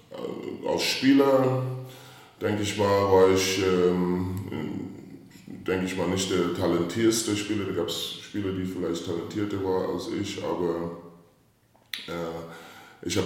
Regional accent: St. Louis, Missouri, United States; ich bin aufgewachsen in St. Louis, Missouri, in einem kleinen Ort, die ähm, ja, nicht so groß war.

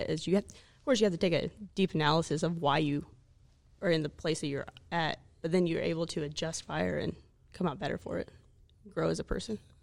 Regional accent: Oklahoma, United States; moved away; I'm from Oklahoma

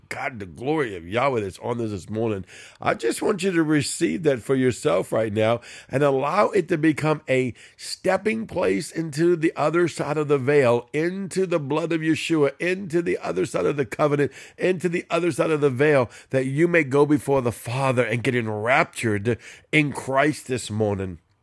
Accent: New Orleans, Louisiana, United States; I'm a Cajun from New Orleans

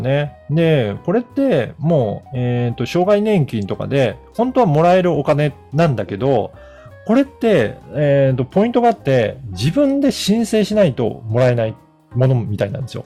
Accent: Okayama, Japan; moved away; 私実家が岡山

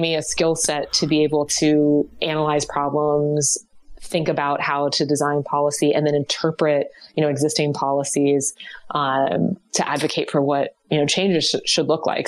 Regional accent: Ohio, United States; I'm from Ohio

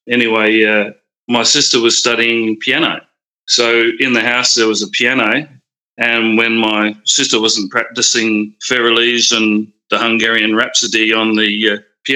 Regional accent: Adelaide, South Australia, Australia; I was born in the Queen Elizabeth Hospital in Adelaide. I grew up in the area of Blackwood

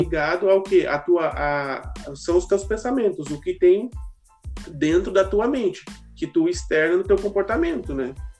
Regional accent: São Paulo, Brazil; moved away as an adult; now in Rio Grande do Sul, Brazil; eu sou natural de São Paulo, né? São Paulo capital. E eu moro aqui no Rio Grande do Sul fazem 10 anos

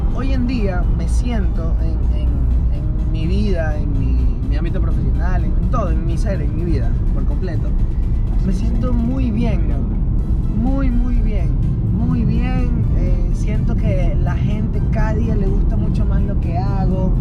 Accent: Ecuador; also born or lived in United States; yo nací en Estados Unidos y cuando tenía un año de edad, ahí me trajeron mis papás

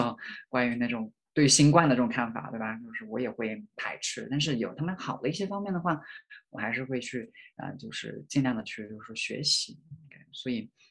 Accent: rural county in Hunan, China; moved away as an adult; also born or lived in Changsha / Beijing; now in United States; 我来自农村嘛

